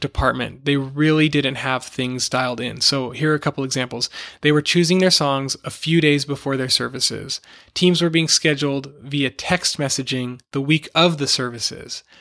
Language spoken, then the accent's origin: English; Los Angeles, California, United States; moved away as an adult; my family and I moved back to my hometown in Los Angeles